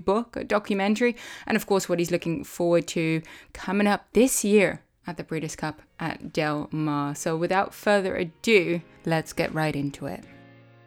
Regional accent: Netherlands; now in United States; growing up in the Netherlands

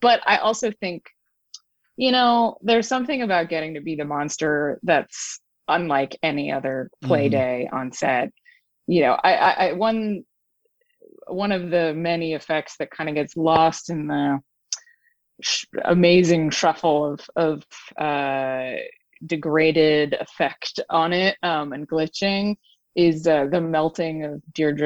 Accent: Woodstock, New York, United States; I grew up in Woodstock, New York

